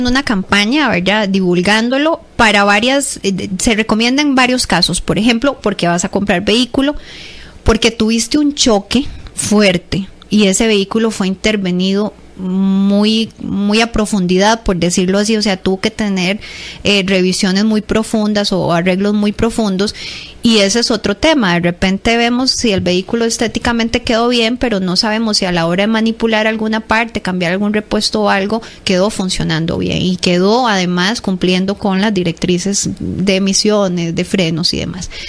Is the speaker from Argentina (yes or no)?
no; Costa Rica; Entonces nosotros como costarricenses em, seamos profetas de nuestra tierra y aprendamos a sacarle más provecho al servicio.